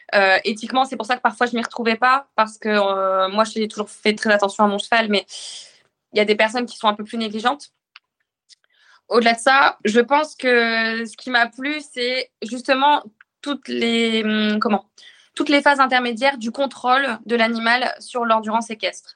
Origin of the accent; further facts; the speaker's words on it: northern France, France; moved away as an adult; also born or lived in Arras / Rouen; now in Le Havre, France; Je suis originaire du nord de la France